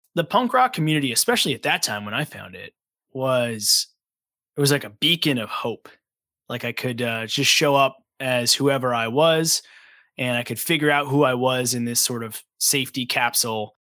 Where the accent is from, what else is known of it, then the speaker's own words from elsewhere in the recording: Long Island, New York, United States; also born or lived in Brooklyn; I grew up on Long Island in New York